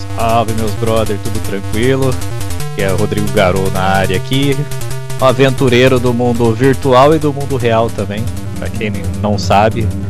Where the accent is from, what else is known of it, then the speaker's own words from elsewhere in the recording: Bauru, São Paulo, Brazil; eu sou de Bauru